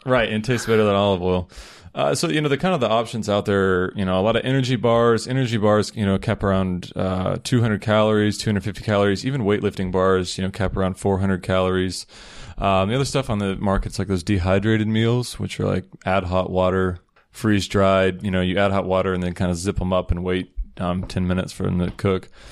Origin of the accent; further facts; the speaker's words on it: Peachtree City, Georgia, United States; moved away as an adult; now in Chiang Mai, Thailand; I grew up in Peachtree City, Georgia.